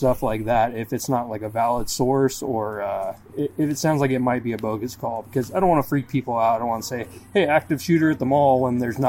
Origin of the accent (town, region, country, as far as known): Tacoma, Washington, United States; born or raised there